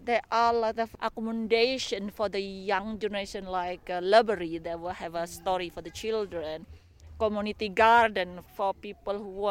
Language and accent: English; Indonesia; English is a second language; moved away as an adult; now in Castlemaine, Australia; I'm from Indonesia.